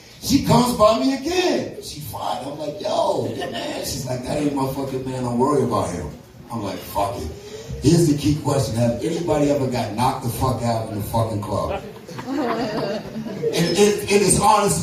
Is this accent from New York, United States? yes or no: yes; New York City, New York, United States; I'm from the Bronx